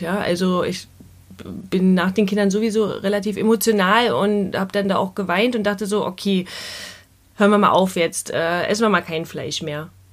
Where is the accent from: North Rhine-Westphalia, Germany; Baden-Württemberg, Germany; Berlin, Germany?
Berlin, Germany; Wir kommen ja aus Berlin